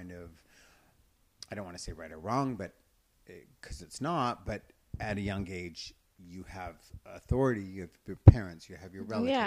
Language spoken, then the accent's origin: English; Brantford, Ontario, Canada; also born or lived in Victoria, British Columbia; I grew up in Ontario. Okay. Just outside of Toronto, Brantford.